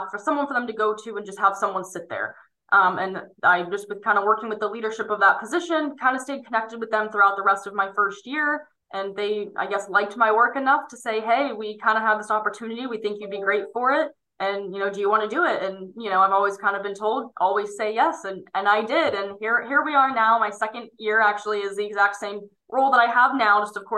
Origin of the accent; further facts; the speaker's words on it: State College, Pennsylvania, United States; And actually again, being my hometown around, State College, Pennsylvania, the Pennsylvania State University, that's where I was looking at going.